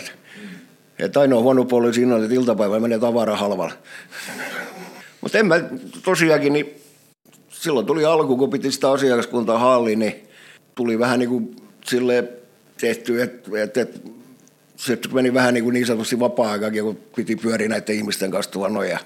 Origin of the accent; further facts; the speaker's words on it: Turku, Southwest Finland, Finland; also born or lived in Karis / Ekenäs; puolen vuoden ikäisenä ollaan muutettu Turkuun. Turkuun ja sitten Turussa täällä mä olen ollut